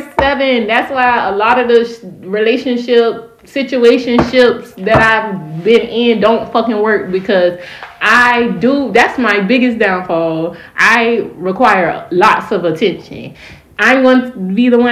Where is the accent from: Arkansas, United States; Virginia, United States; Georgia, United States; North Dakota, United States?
Georgia, United States; Savannah; I am from Savannah